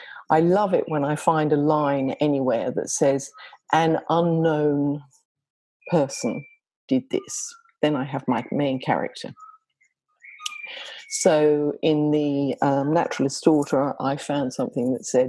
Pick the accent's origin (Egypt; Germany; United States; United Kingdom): United Kingdom; England; moved away as an adult; now in Australia; I'm English. And so some of that story takes place in England and in Cornwall. But I spent the first 20 plus years of my life there